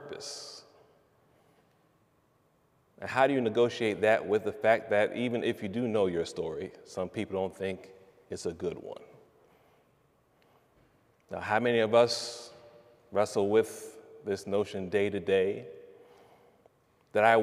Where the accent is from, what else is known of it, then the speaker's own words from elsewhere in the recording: East Orange, New Jersey, United States; I'm from East Orange, New Jersey